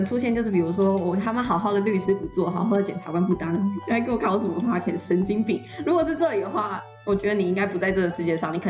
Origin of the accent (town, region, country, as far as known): Yilan County, Taiwan